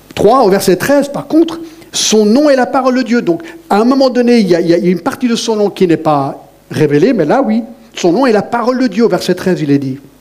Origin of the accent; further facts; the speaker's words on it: Satigny, Geneva, Switzerland; j'ai grandi à Choulet, vous savez, à Choulet, à la Genève.